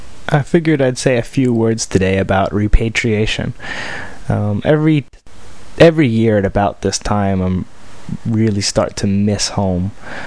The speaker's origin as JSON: {"language": "English", "country": "United States", "moved": "as an adult", "lives_now": "Shanghai, China"}